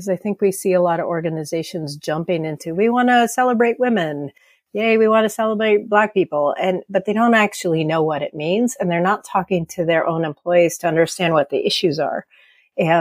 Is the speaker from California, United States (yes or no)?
yes; California, United States; I'm from California